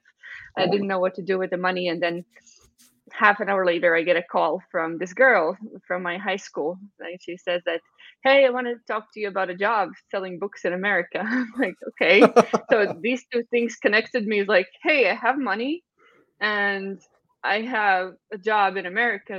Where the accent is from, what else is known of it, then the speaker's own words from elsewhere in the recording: Valmiera, Latvia; moved away as an adult; I'm from Valmiera